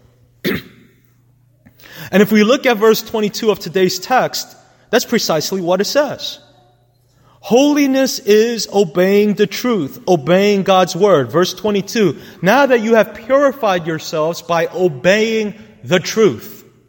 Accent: New York City, New York, United States; Growing up in New York City, I knew for a fact that the most sin ridden neighborhoods were also the places where love died quickly

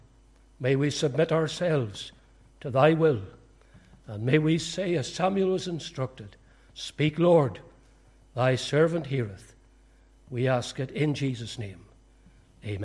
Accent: County Fermanagh, Northern Ireland, United Kingdom; also born or lived in Portadown / County Tyrone / London; I was born in Portadown, but I am a Fermanagh man. We moved to Fermanagh when I was about four. I grew up in Fermanagh.

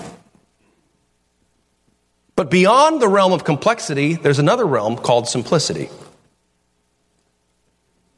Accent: Toledo, Ohio, United States; we're from Toledo

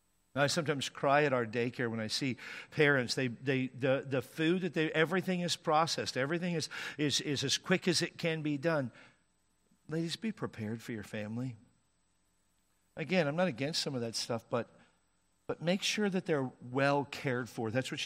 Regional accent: Washington, United States; I grew up in Washington State, and it would certainly get cold in the wintertime there.

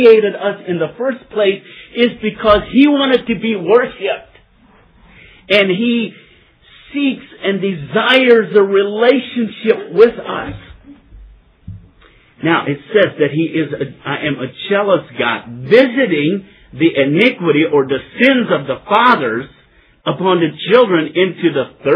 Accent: Ashland, Ohio, United States; I am from Ashland, Ohio.

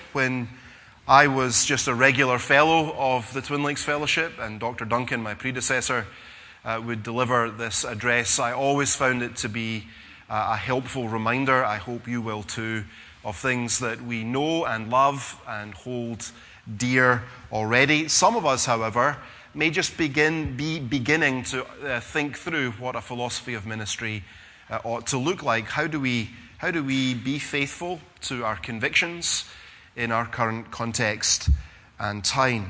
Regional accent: Scotland, United Kingdom; being Scottish

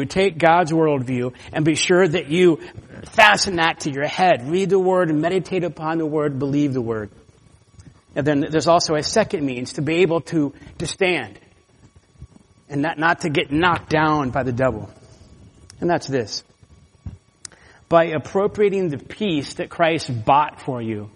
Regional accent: Florida, United States; moved away; also born or lived in California; I'm from Florida

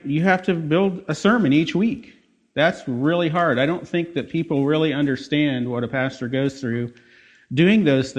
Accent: Des Moines, Iowa, United States; I was born and raised in Des Moines

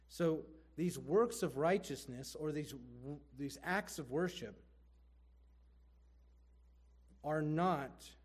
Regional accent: Erie, Pennsylvania, United States; I'm from Erie

